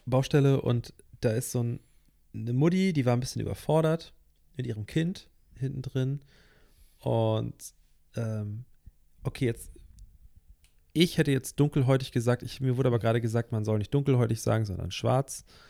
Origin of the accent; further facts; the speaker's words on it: Northern Germany, Germany; Wir kommen ja hier aus dem Norden